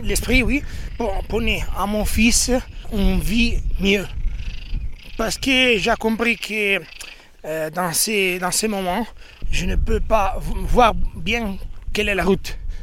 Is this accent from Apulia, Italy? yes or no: no; Rovigo, Veneto, Italy; French is a second language; en Italie, je viens de Rovigo. Rovigo, c'est une ville très petite.